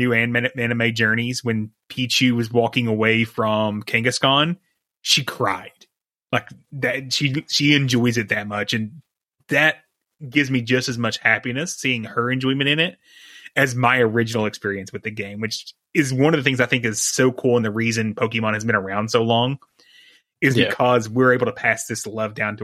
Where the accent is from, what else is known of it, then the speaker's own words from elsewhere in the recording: East Kentucky, United States; I grew up in East Kentucky